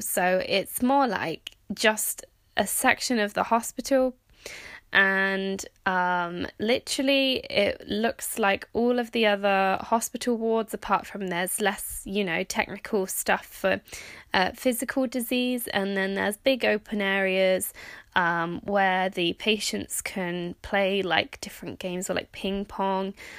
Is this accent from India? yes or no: no; United Kingdom; also born or lived in Norway / Canada; I am technically British